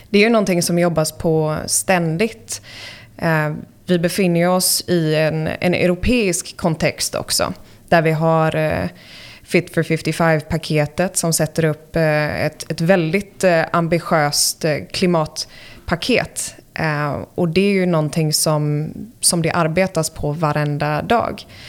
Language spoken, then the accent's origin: Swedish; United States; born or raised there; moved away as an adult; also born or lived in Sweden; now in Stockholm, Sweden